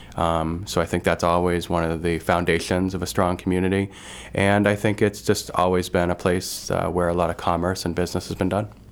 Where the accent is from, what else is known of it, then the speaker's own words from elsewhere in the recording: Dexter, Maine, United States; also born or lived in Waterville, Maine / New Orleans; growing up in Dexter, you had one big community